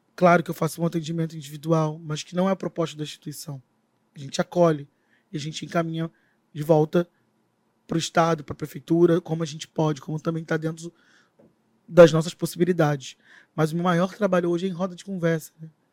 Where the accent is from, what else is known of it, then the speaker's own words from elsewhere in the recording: Rio de Janeiro, Brazil; Moro. Moro na Maré